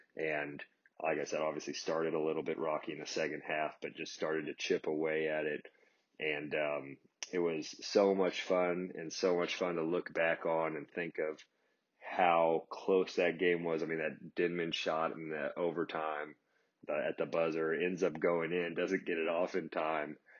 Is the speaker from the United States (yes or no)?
yes; Kansas City, United States; as a kid growing up in Kansas City